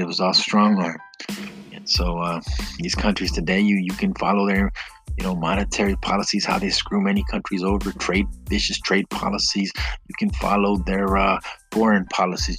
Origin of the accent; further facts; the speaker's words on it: United States; I grew up in the United States